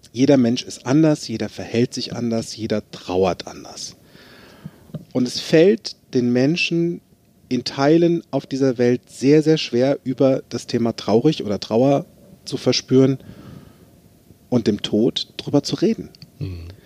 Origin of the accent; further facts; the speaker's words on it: Limburg an der Lahn, Hesse, Germany; Ich bin in Limburg an der Lahn geboren, ist ein schönes Städtchen